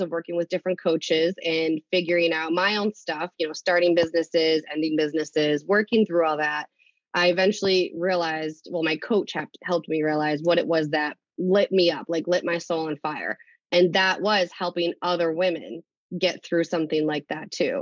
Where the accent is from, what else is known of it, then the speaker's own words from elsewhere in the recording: Leicester, Massachusetts, United States; now in Uxbridge, United States; I grew up in Leicester, but I live in Uxbridge right now